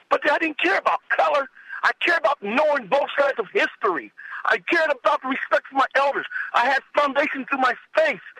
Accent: Los Angeles, California, United States; also born or lived in Fontana, California; I was lived in L.A. I was born in Los Angeles. South Central, 91st nominee, was middle class, sir.

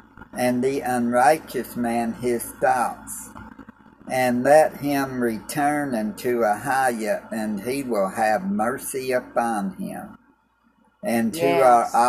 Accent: Clarksville, Tennessee, United States; also born or lived in Germany; now in Oklahoma, United States; We're both from Tennessee. I was raised there in Clarksville.

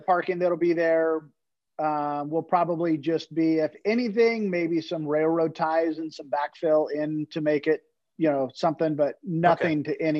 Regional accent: California, United States; But I'm also from California. So you might as well 2X to 3X everything in California.

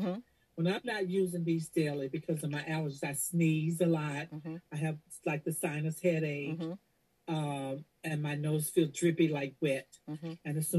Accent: Orange, New Jersey, United States; I'm from Orange, New Jersey.

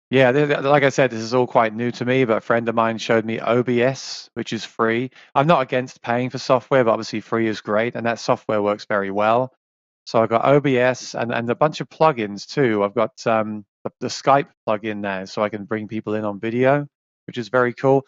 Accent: South East England, United Kingdom; moved away as an adult; now in New York, United States; I was born in, in England, in the south, southeast of England, in the countryside

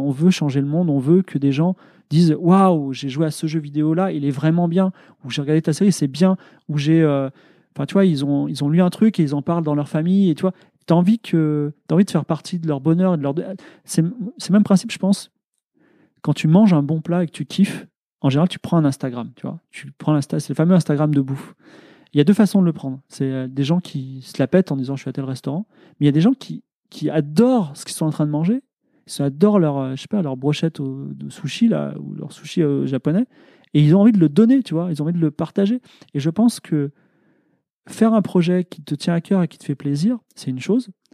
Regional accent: France

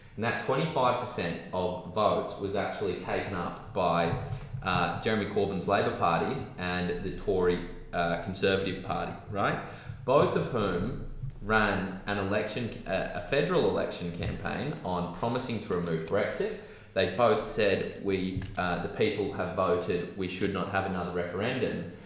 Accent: Australia; being an Australian

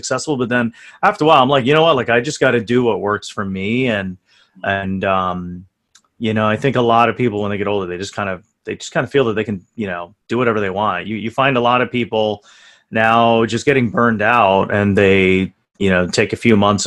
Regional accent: India; now in New York City, United States; I'm from India

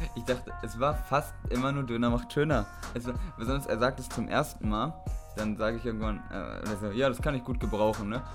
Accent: Einbeck, Lower Saxony, Germany; moved away as an adult; now in Hamburg, Germany; aus der kleinen Stadt Einbeck, wo wir herkommen

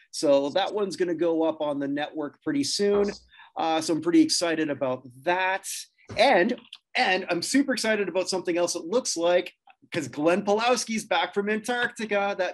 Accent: Canada

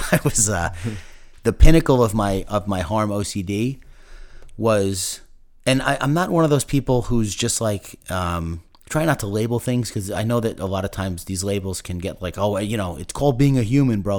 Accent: Commack, New York, United States; I grew up in Comac, Long Island

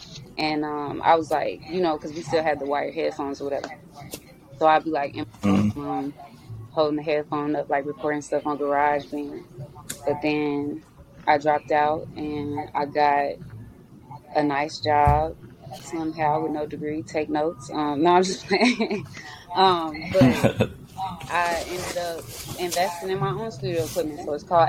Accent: Maywood, Illinois, United States; I'm from Maywood.

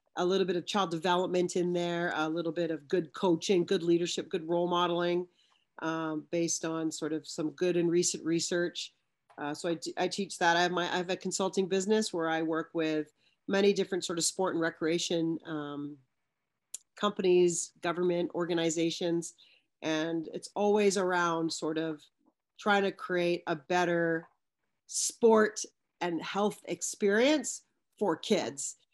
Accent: British Columbia, Canada; now in Ontario, Canada; I'm from British Columbia, especially being in Ontario now. I, I was raised in a small suburb

